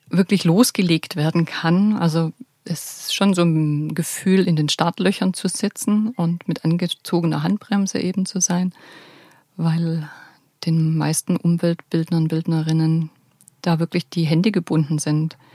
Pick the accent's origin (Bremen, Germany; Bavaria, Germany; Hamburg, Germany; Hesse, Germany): Bavaria, Germany; Ich baue da gerne einfach das auch ein, was, was ich als Allgäuer Wildkräuterführerin mit auf den Weg geben möchte.